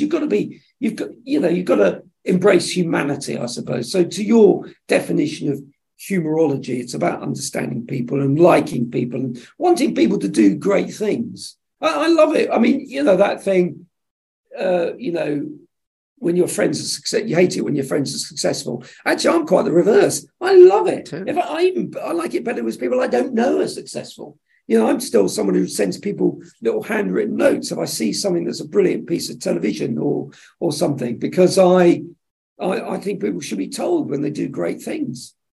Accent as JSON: {"language": "English", "area": "Suffolk", "region": "East of England", "country": "United Kingdom", "tie": "born or raised there", "also_born_or_lived": "Plymouth, Devon", "said": "I grew up in Suffolk after after he got out of the Marines"}